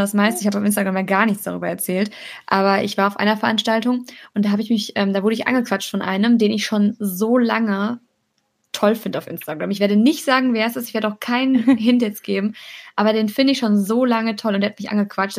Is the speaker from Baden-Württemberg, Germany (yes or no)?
no; Cologne, North Rhine-Westphalia, Germany; wir kommen ja beide aus Köln